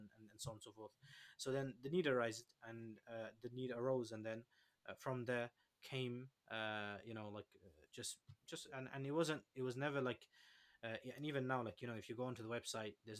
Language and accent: English; Leicester, East Midlands, United Kingdom; I come from Leicester